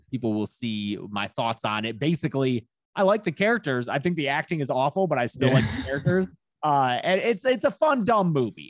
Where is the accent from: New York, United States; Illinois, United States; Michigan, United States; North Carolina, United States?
Michigan, United States; Lincoln Park; I'm from Lincoln Park, is where I lived